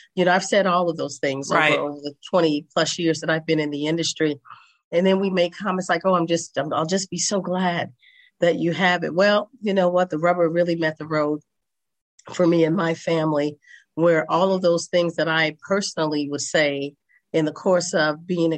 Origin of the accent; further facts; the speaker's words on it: St. Louis, Missouri, United States; also born or lived in Chicago / Washington State / Northern California; now in Las Vegas, United States; I'm originally from St. Louis, Missouri, by way of Chicago, by way of Washington State, by way of Northern California, and now by way of Las Vegas, Nevada.